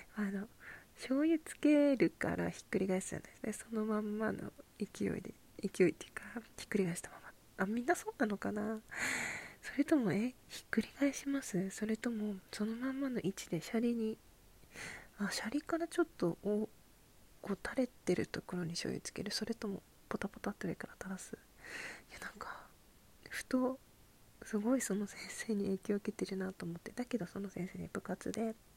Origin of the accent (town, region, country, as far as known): Hokkaido, Japan; now in Tokyo, Japan